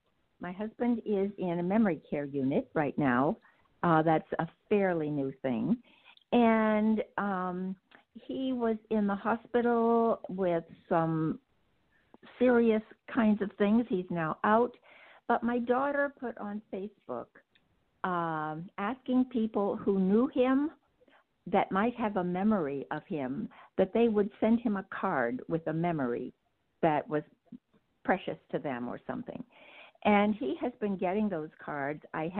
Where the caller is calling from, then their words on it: Boston, Massachusetts, United States; I am in the greater Boston area.